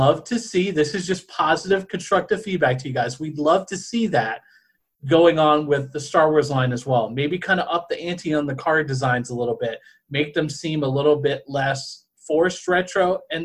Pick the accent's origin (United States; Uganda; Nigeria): United States; New Orleans, Louisiana; moved away; I'm originally from New Orleans